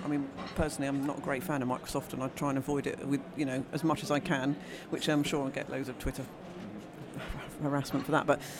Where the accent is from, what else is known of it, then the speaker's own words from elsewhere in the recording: United Kingdom; we're British.